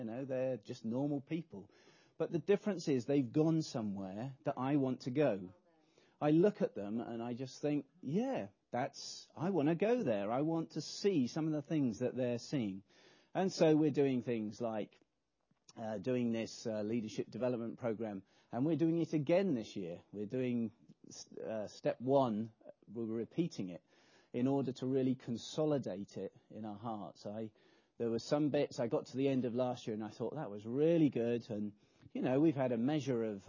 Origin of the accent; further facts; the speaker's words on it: England, United Kingdom; we're English